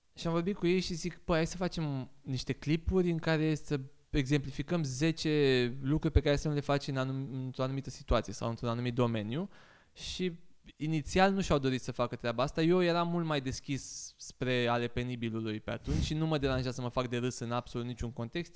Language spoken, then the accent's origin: Romanian; Bucharest, Romania; also born or lived in Sibiu; eu sunt din Giulești, sunt din Crângaș, Giulești